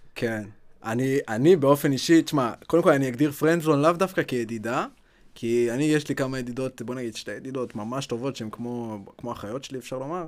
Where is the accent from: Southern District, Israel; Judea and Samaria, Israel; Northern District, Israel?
Southern District, Israel; Ashkelon; moved away; also born or lived in Beersheba; אני במקור מאשקלון